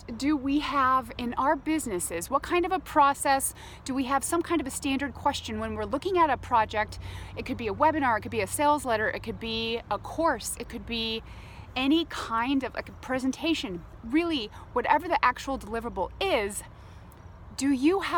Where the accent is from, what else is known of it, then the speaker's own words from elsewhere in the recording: Phoenix, Arizona, United States; I grew up in Phoenix